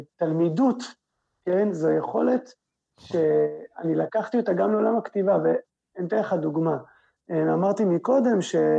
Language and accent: Hebrew; Israel; אנחנו כישראלים